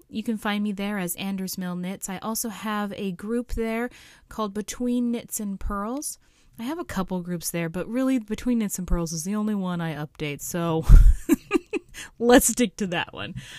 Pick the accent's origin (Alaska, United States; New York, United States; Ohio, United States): Alaska, United States; my home state of Alaska